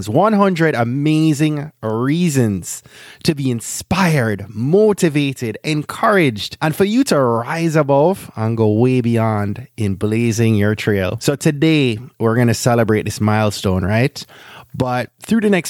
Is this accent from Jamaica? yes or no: yes; Jamaica; I'm a Jamaican